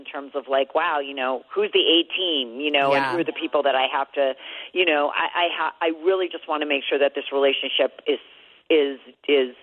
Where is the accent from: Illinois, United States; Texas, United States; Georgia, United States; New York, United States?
New York, United States; New York City; I grew up born and raised in Manhattan